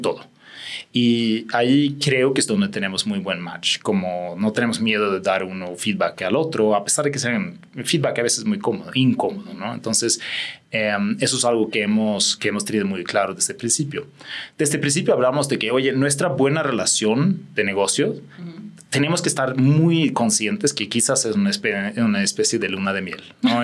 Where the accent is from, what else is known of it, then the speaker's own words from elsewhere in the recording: Sweden; Spanish is a second language; moved away as an adult; also born or lived in England / Spain / London / Sao Paulo; yo soy sueco